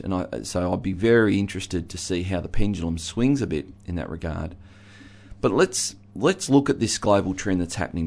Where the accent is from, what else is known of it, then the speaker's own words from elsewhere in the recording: Geelong, Victoria, Australia; I grew up in Geelong, a very working class